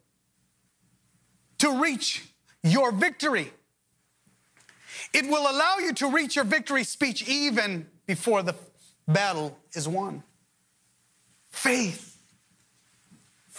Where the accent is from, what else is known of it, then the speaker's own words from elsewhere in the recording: Los Angeles, California, United States; I grew up in Pacoima.